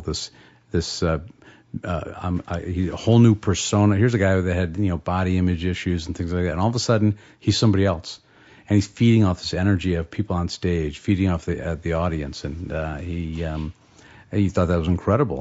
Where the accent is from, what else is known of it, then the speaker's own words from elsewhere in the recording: Madison, Wisconsin, United States; we grew up in Madison, Wisconsin.